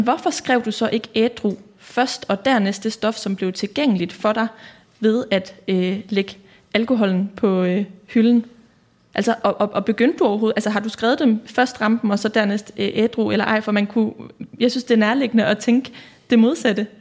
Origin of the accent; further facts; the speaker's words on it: Aarhus, Central Denmark Region, Denmark; Jeg kommer også fra Risskov, og, øh, har også gået på katedralen og også på Risgårds skole